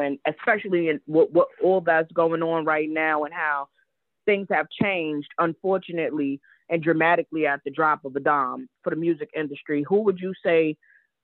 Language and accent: English; New York City, New York, United States; I'm from East New York